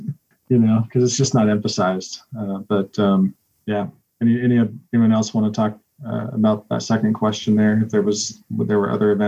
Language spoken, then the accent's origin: English; Utah, United States; now in Cincinnati, United States; I grew up in Utah, so there, you know, of course, July 24th is a huge deal.